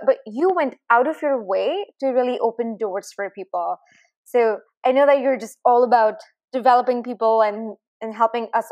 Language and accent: English; India; also born or lived in Chicago; now in San Francisco, United States; When I was growing up in India, we actually had a whole chapter on his speech in our English textbook in 10th grade.